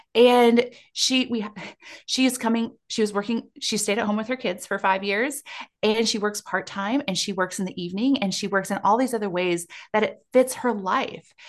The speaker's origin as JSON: {"language": "English", "region": "South Dakota", "country": "United States", "tie": "born or raised there", "said": "growing up in South Dakota where I grew up"}